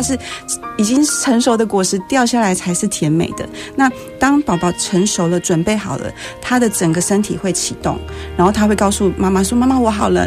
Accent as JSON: {"language": "Chinese", "region": "Penghu County", "country": "Taiwan", "tie": "born or raised there", "said": "我是澎湖人，然后哦。我从小就是 跟澎湖海豚一起长大"}